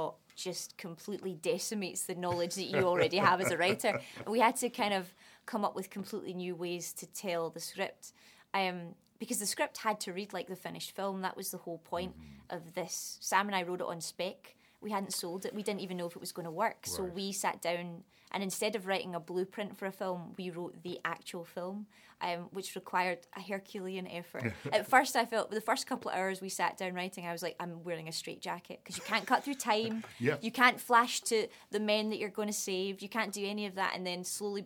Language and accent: English; Scotland, United Kingdom; accent: Scottish; moved away; also born or lived in London